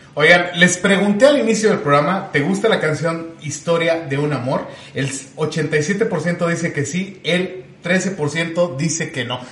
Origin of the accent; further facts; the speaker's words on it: Chihuahua, Mexico; aquí nosotros somos de Chihuahua